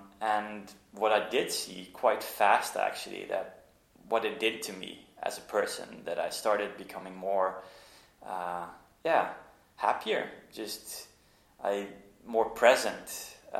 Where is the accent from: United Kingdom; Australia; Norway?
Norway; moved away; also born or lived in Netherlands; I grew up in Norway. My mom's from there. And we went to vacation a lot when we moved back to the Netherlands.